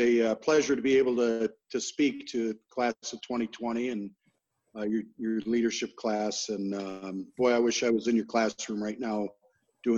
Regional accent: Royal Oak, Michigan, United States; I was born in Royal Oak and grew up in that area

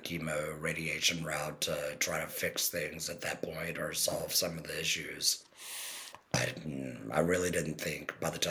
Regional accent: Crofton, Maryland, United States; I'm from Crofton, Maryland

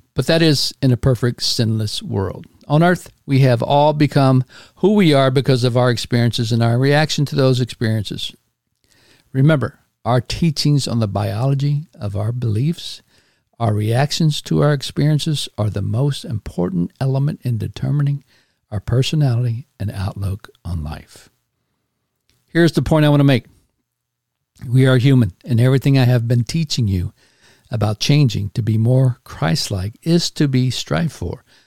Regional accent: Houston, Texas, United States; moved away as an adult; my hometown of Houston, Texas

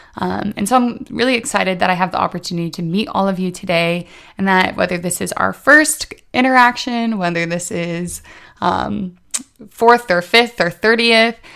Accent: Indiana, United States; moved away as an adult; now in Washington, D.C., United States; I'm originally from Indiana, but a year ago I moved to Washington, D C

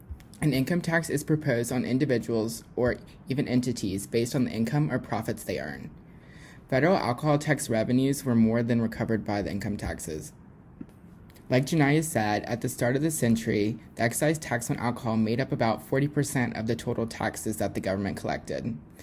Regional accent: Louisiana, United States; now in Alabama, United States; I'm actually originally from Louisiana

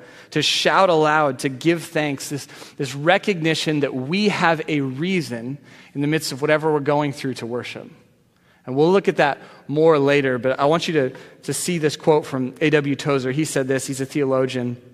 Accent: Arizona, United States; moved away as an adult; now in Seattle, United States; I was from Arizona

